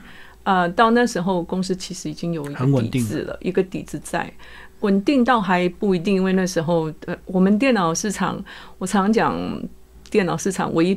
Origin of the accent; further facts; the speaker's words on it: Taiwan; now in United Kingdom; 因为我是台湾人在英国的情形之下，然后在家里，我跟我大儿子讲中文嘛，还有讲台语